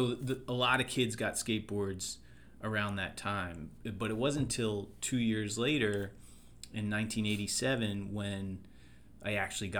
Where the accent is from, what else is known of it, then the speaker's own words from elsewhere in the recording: Hingham, Massachusetts, United States; also born or lived in New Hampshire; now in Delaware County, Pennsylvania, United States; I was born in New Hampshire, and I grew up in Massachusetts, South Shore, and Hingham, Mass